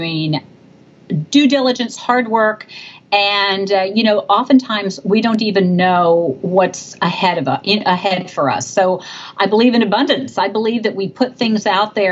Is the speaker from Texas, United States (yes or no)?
yes; Texas, United States; I come from Texas.